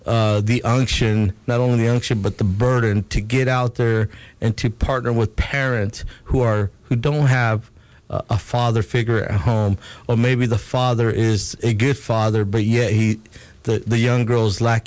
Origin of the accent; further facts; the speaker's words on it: California, United States; moved away; I grew up in California where there's a lot of violence, too.